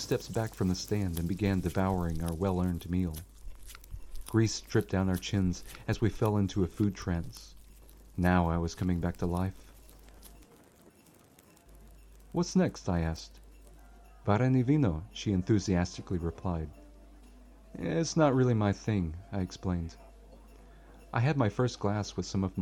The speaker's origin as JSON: {"language": "English", "country": "United States", "moved": "as an adult", "lives_now": "Slovakia", "said": "I am an American after all."}